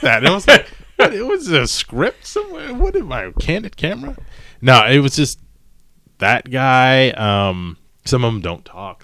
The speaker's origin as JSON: {"language": "English", "region": "East Coast", "country": "United States", "tie": "born or raised there", "moved": "yes", "lives_now": "Los Angeles, United States", "said": "growing up on the East Coast"}